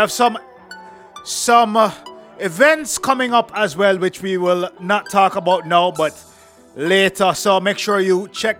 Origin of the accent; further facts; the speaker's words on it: Jamaica; I'm Jamaican